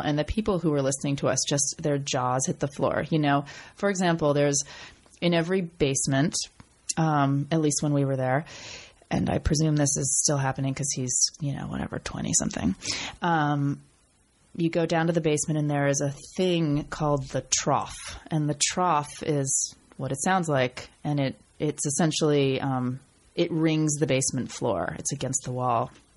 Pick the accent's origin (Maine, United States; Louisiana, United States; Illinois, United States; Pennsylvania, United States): Maine, United States; Portland; moved away; I came from Maine, right? I went to a public school in Maine